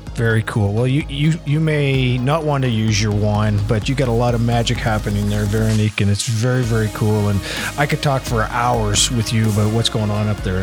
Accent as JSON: {"language": "English", "region": "New Brunswick", "country": "Canada", "said": "I said, \"New Brunswick.\""}